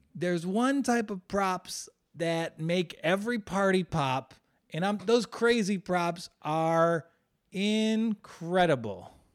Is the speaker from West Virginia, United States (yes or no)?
yes; West Virginia, United States; West Virginia, my home state